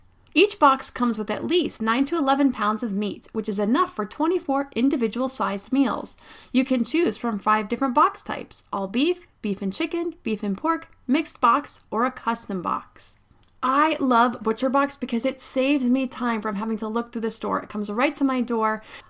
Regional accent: State College, Pennsylvania, United States; I grew up in State College, Pennsylvania.

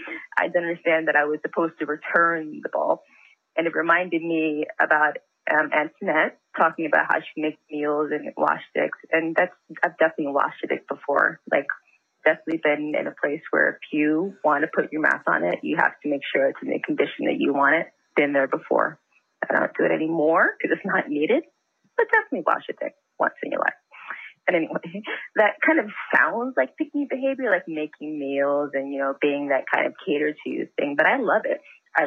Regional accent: Philadelphia, Pennsylvania, United States; I mean, I'm originally from Philly. I've been in DMV about 5-6 years now.

